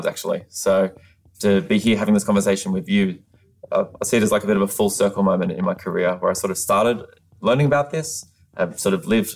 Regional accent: Australia; moved away as an adult; now in United States; I'm from Australia. I've only been living in the United States for 4 years.

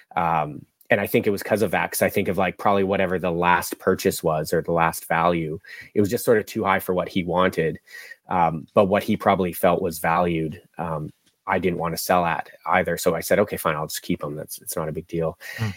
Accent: Vancouver, British Columbia, Canada; moved away as an adult; also born or lived in Australia; I'm from the West Coast, so uh, born and raised here in Vancouver.

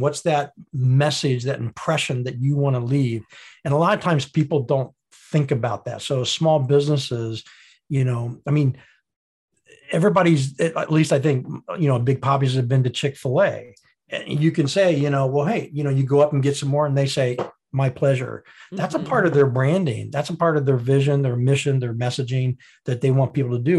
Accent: Indiana, United States; being born in Indiana, went to high school in Indiana, went to college in Indiana

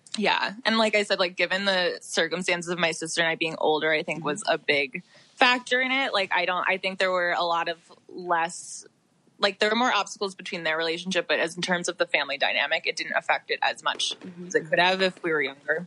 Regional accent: New York, United States; I'm from New York, so my family based were based in New York my whole life

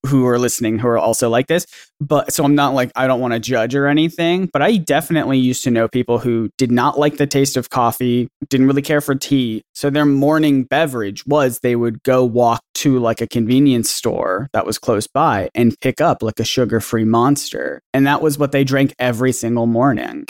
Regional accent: the South, United States; I grew up in the South

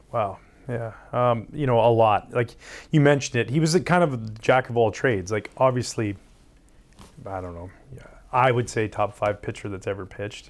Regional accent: Canada; growing up in Canada

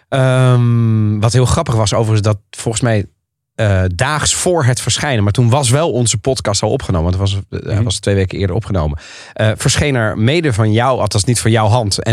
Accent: The Hague, South Holland, Netherlands; toen ik als Haagse jongen

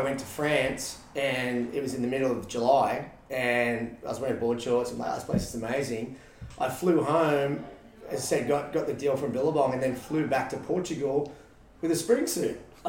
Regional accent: Australia; moved away as an adult; now in San Diego, United States; being Australian at a young age, that's all you knew

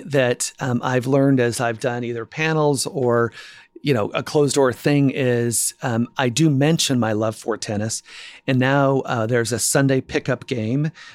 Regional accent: Spokane, Washington, United States; born and raised in Spokane, Washington

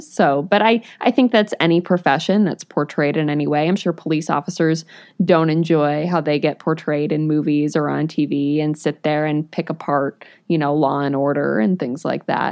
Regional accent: New England, United States; moved away; I grew up in New England when all of this stuff was coming out

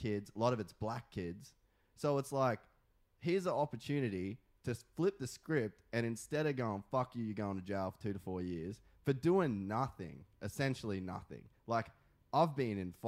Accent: Australia; now in California, United States; I'm Australian. I'm not American.

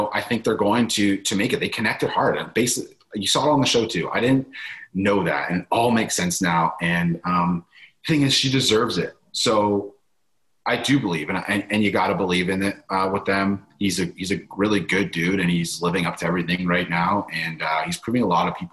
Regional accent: Canada; I'm from Canada

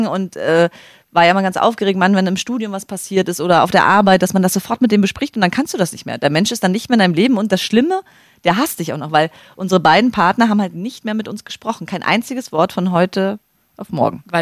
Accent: Greifswald, Mecklenburg-Vorpommern, Germany; Gerade in meiner Heimatstadt Greifswald.

